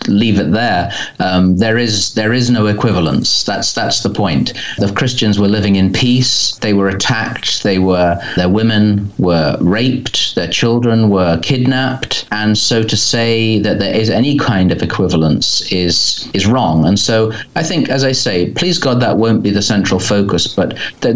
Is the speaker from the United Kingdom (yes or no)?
yes; England, United Kingdom; I'm English, as you can probably tell